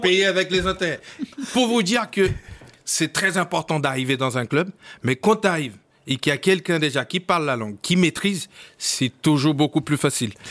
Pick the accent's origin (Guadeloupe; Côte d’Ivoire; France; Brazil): Brazil; Rio de Janeiro; French is a second language; moved away as an adult; je viens de Brésil. Je oui. Brésil, à Rio